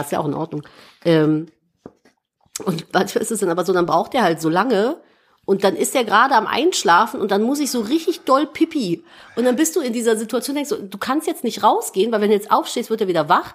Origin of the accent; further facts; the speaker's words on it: Cologne, North Rhine-Westphalia, Germany; Ich bin geborene Kölnerin. Ich habe 30 Jahre in Köln gewohnt